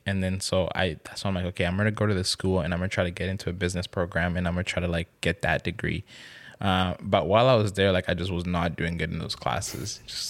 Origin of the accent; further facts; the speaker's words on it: DR Congo; now in Canada; Growing up in Congo.